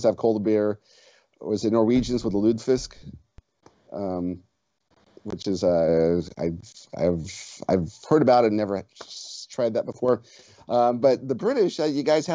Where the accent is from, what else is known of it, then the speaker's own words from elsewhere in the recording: United States; I'm from the United States.